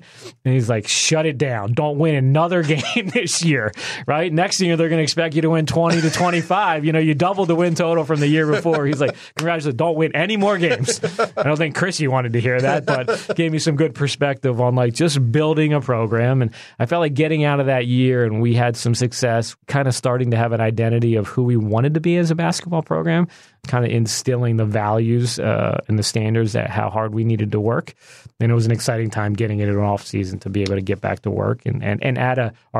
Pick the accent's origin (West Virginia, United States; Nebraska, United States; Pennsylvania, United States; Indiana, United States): Pennsylvania, United States; Villanova; I'm a suburban Philadelphia guy, but I could, where are you from? Philly. I'd say Philly, but you know, I really grew up outside of Philly by Villanova